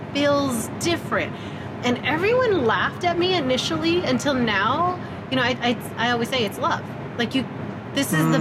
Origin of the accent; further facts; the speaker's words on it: West Valley, Arizona, United States; I'm from the West Valley